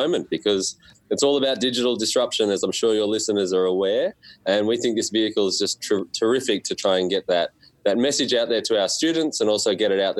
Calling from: Melbourne, Victoria, Australia; It's from Melbourne, Australia, and we're at Monash University

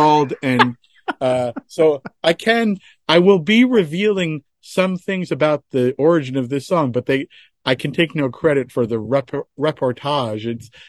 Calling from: California, United States

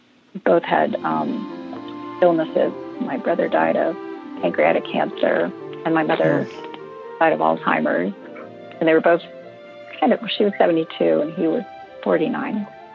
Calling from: Connecticut, United States

